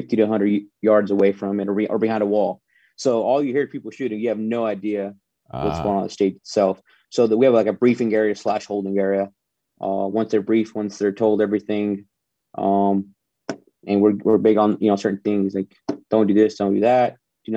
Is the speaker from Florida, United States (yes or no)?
no; Texas, United States; moved away; I'm originally from Texas